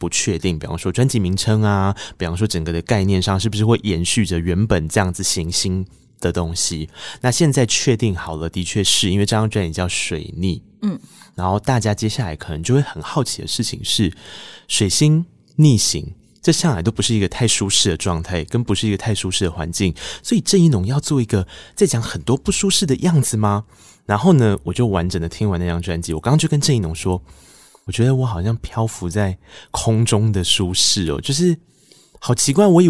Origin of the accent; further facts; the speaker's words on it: Taiwan; first language Taiwanese Hokkien; Chinese is a second language; 我作为一个我母语是台语的人